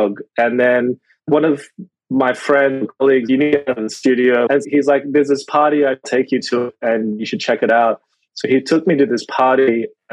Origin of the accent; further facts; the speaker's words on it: Rockhampton, Queensland, Australia; English is a second language; moved away as an adult; also born or lived in Yangon, Myanmar / India / Brisbane / Shanghai; now in Melbourne, Australia; a lot of my upbringing was actually in central Queensland, going through primary school and high school in Rocky